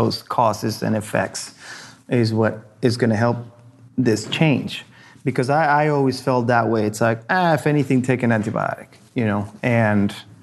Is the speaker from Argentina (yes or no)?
yes; Argentina; now in United States; I grew up in Argentina, and over there, we used to have a family doctor that would come to our house